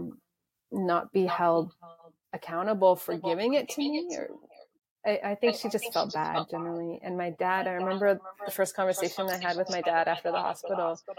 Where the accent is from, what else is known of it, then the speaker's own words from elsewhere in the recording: Toronto, Ontario, Canada; also born or lived in South Africa / Calgary; we moved back to Toronto from Calgary